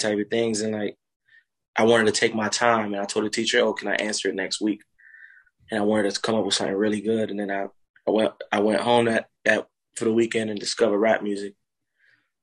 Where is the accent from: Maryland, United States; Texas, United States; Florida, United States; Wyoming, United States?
Florida, United States; Miami area; also born or lived in North Bay Village, Florida / Miramar, Florida / Cape Coral, Florida / Fort Myers, Florida; I was born in Miami. I grew up in North Bay Village. Then I moved to Broward, where I spent a couple years in Miramar. And then we moved about 2 hours away to this place called Cape Coral, Florida